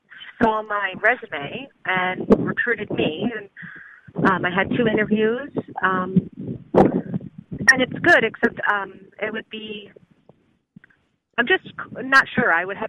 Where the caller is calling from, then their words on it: California, United States; I'm calling from California.